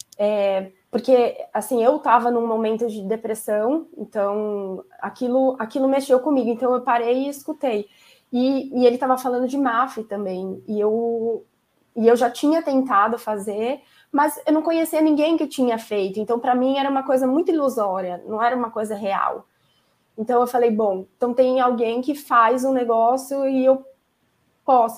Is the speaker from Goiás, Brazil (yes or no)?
no; São Paulo, Brazil; moved away as an adult; now in Santos, Brazil; Eu moro em Santos agora, eu sou de São Paulo, mas a gente mudou no meio da pandemia para cá